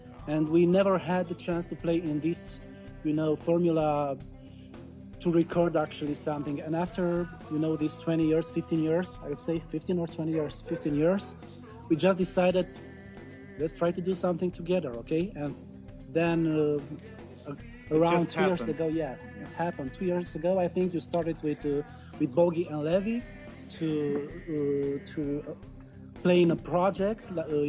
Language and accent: English; Canada; I'm a Canadian producer.